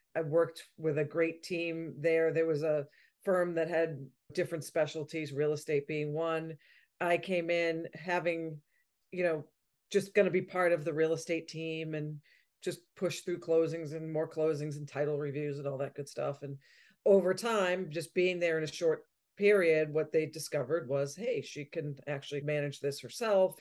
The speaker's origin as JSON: {"language": "English", "town": "Malden", "region": "Massachusetts", "country": "United States", "tie": "born or raised there", "also_born_or_lived": "Vermont", "said": "I grew up in Malden, Massachusetts, just outside of Boston"}